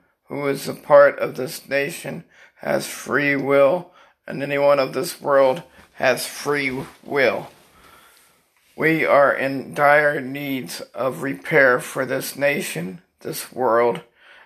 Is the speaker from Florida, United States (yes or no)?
yes; Pembroke Pines, Florida, United States; I'm from Pembroke Pines, Florida